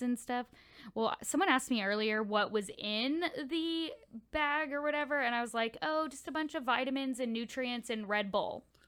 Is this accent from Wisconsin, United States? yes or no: no; Houston, Texas, United States; I'm from Houston